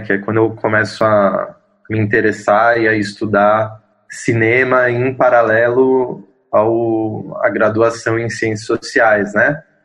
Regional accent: São Paulo, Brazil; Eu sou um paulistano, nascido e criado em São Paulo, sou da Zona Leste, Vila Formosa

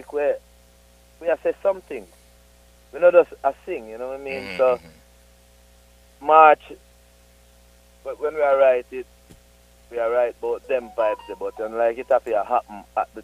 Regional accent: St. Ann's Bay, Saint Ann, Jamaica; St. Anne. We originate from St. Anne's Bay.

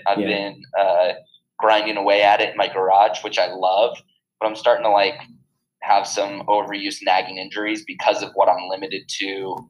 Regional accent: California, United States; 20 miles off of Malibu, and so being in the water, I was comfortable with.

